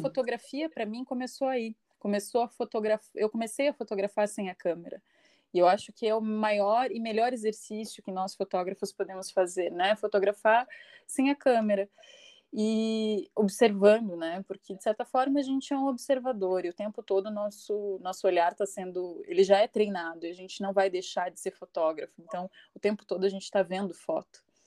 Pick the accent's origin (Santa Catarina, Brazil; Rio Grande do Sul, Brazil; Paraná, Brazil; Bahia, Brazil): Paraná, Brazil; Curitiba; sou curitibana, nascida e criada aqui, curitiboca